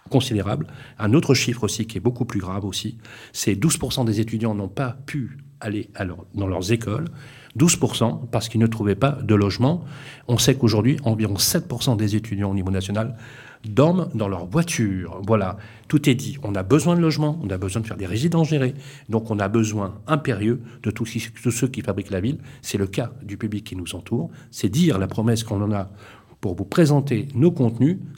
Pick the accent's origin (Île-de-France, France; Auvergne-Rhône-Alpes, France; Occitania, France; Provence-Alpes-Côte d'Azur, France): Auvergne-Rhône-Alpes, France; Lyon; Parce que je suis lyonnais.